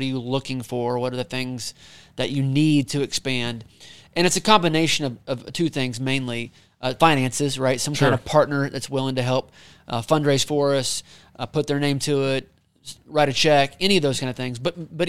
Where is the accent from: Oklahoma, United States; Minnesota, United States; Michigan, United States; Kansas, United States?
Oklahoma, United States; Pryor; Yeah, well, I'm from Pryor, which is right down the road from Tulsa. So Tulsa was the big city for me growing up.